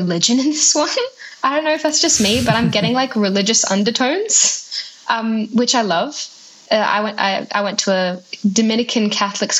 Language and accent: English; Adelaide, South Australia, Australia; I'm from Adelaide